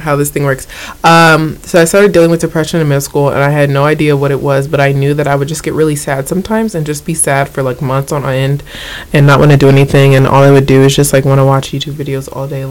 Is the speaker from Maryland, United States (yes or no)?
yes; Maryland, United States; I'm originally from Maryland, born and raised